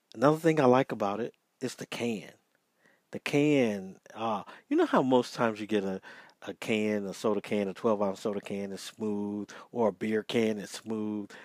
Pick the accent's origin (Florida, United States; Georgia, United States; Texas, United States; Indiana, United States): Georgia, United States; it's from my home state